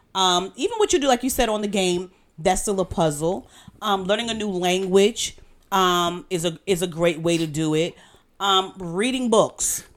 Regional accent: New York City, New York, United States; moved away; I grew up in Brooklyn.

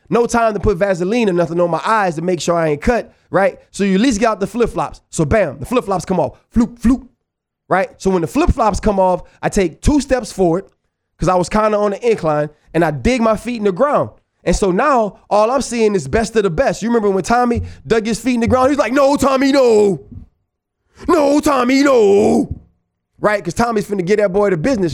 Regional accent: New Orleans, Louisiana, United States; I'm from New Orleans

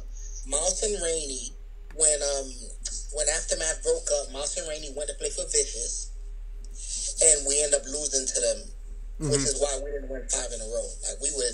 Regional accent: Miami, Florida, United States; I'm from Miami

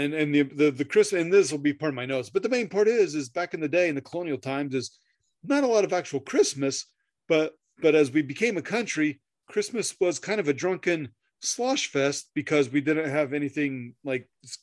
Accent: Midwest, United States; I say pecan because I'm from the Midwest

